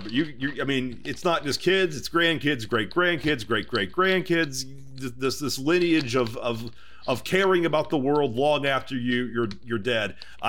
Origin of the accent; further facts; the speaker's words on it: Texas, United States; now in Los Angeles, United States; I'm from Texas.